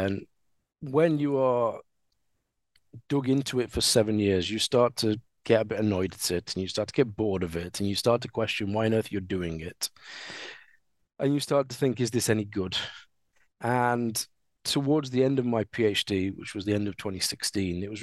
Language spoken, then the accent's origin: English; Sheffield, Yorkshire and the Humber, United Kingdom; I am a Sheffielder. I was born in Sheffield. I've always lived in Sheffield. And I grew up at a time where steelworks were being demolished